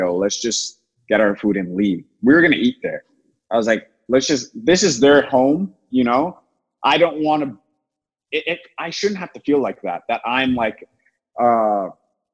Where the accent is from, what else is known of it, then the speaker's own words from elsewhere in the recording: Toronto, Ontario, Canada; now in United States; growing up in Toronto